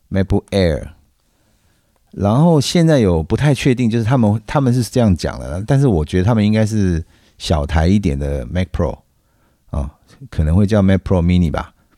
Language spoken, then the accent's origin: Chinese; Taiwan; 我们台湾人